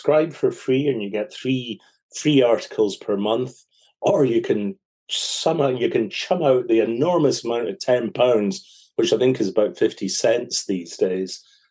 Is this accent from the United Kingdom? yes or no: yes; Scotland, United Kingdom; I'm a Scotsman